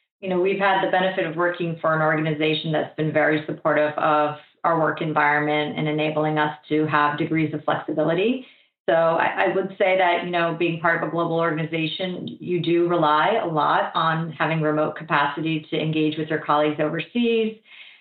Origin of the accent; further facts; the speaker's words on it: Florida, United States; moved away; I had returned to my hometown in Florida